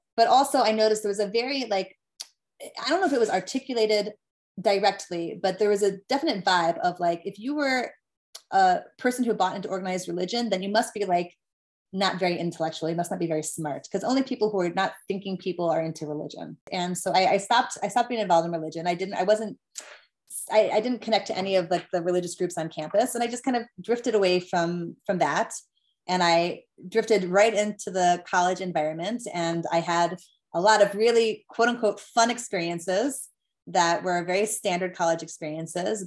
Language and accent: English; Des Moines, Iowa, United States; born or raised there; also born or lived in Orange County, California